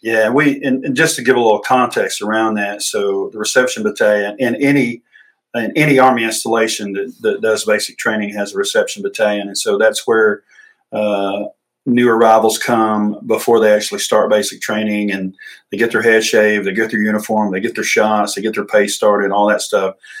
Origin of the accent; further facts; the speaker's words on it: Emerson, Georgia, United States; I grew up in Emerson, Georgia